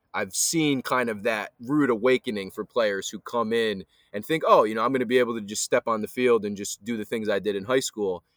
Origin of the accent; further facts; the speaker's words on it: Highland, New York, United States; also born or lived in New Paltz / Poughkeepsie; I'm from the Hudson Valley area, um, grew up between kinda Highland, New Paltz, Poughkeepsie area